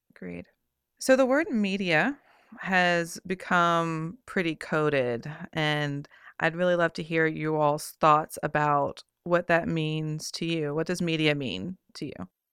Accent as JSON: {"language": "English", "town": "Richmond", "region": "Virginia", "country": "United States", "tie": "born or raised there", "said": "my hometown right here in Richmond"}